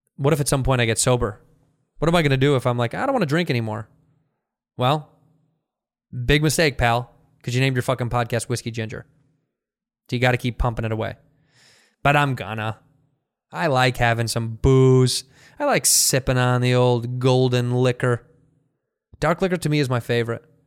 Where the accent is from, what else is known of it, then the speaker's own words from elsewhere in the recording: United States; I'm an American